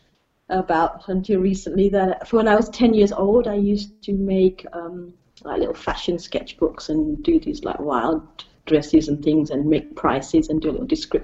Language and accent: English; England, United Kingdom; moved away as an adult; also born or lived in Africa / Italy; now in Austria; I was born in Africa, and my parents moved to England when I was three. And then we moved to lots of different houses